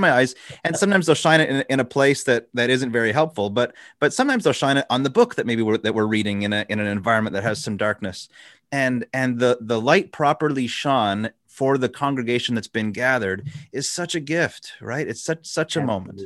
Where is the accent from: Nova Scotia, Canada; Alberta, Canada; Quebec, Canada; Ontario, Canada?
Quebec, Canada; I grew up in Canada, so and, and, specifically in Quebec